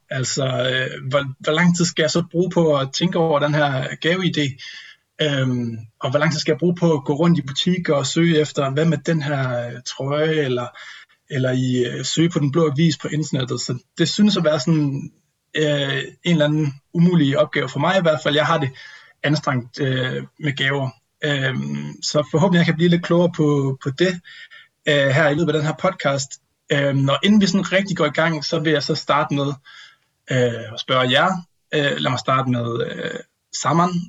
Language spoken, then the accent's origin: Danish; North Jutland, North Denmark Region, Denmark; moved away; hjemme med mine forældre i Vuelskov i Nordjylland